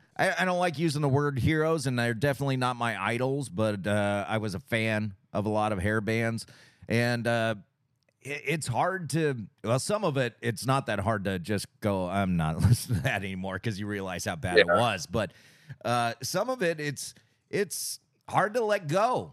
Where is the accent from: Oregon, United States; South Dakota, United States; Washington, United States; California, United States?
California, United States; I'm from California.